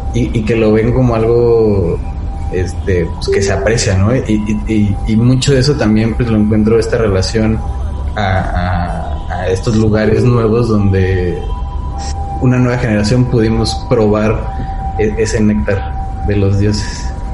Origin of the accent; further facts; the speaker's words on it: Nezahualcóyotl, State of Mexico, Mexico; yo soy eh, de Nezahualcóyotl